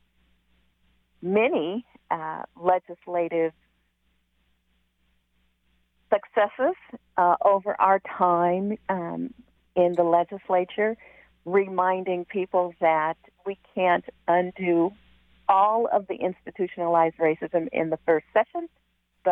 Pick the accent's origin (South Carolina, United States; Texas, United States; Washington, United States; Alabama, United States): Washington, United States; Seattle; also born or lived in Kent, Washington; I am born and raised in Seattle. I now live on the East Hill of Kent